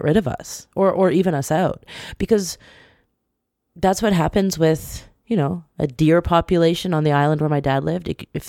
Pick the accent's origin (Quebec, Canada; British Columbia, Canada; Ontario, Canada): British Columbia, Canada; growing up in British Columbia with a smattering of hippies around, I feel like I was raised with the notion that we are bad in the environment.